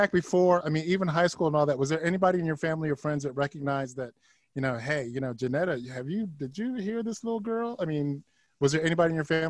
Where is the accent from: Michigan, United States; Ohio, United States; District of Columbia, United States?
Ohio, United States; Akron; I'm from Akron, Ohio.